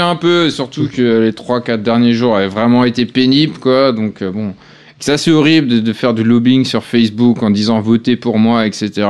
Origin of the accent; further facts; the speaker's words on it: Alsace, Grand Est, France; je suis pas mm. breton, je suis alsacien